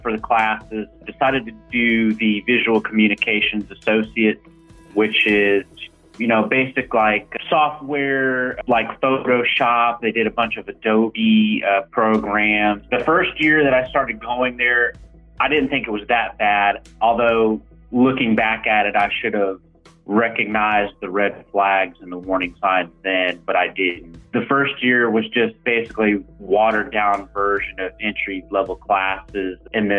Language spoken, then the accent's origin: English; St. Louis, Missouri, United States; now in Texas, United States; So I'm from St. Louis, Missouri. I was the first college grad in the family.